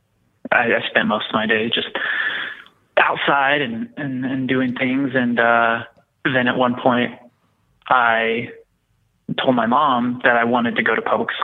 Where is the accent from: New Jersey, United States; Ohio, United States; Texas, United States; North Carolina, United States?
Texas, United States; I was born and raised in Texas in a very small town